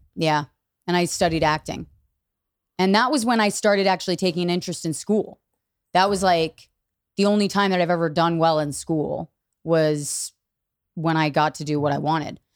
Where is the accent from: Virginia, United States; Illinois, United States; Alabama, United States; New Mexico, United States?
Virginia, United States; outside DC; I grew up in Virginia